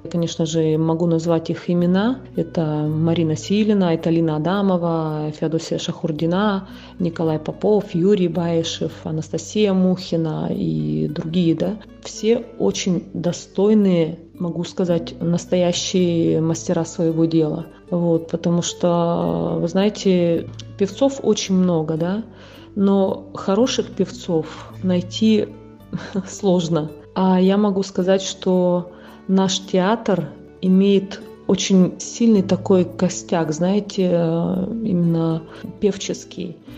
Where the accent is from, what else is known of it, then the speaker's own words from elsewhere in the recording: Yakutia, Sakha Republic, Russia; now in Italy; приехать в мой родной город, в республику